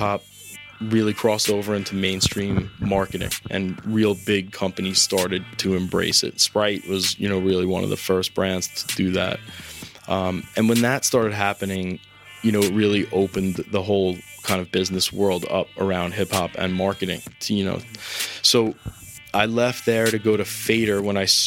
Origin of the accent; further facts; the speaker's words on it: South Shore of Long Island, New York, United States; moved away as an adult; also born or lived in Indiana; I grew up on the South Shore of Long Island.